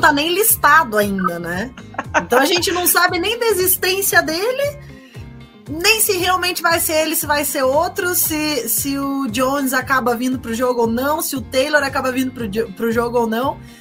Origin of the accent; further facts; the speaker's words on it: Curitiba, Paraná, Brazil; sou de Curitiba, estou no Paraná também